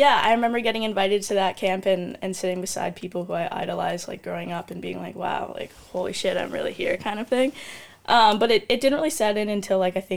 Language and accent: English; Toronto, Ontario, Canada; moved away; I'm obviously from Canada and from Toronto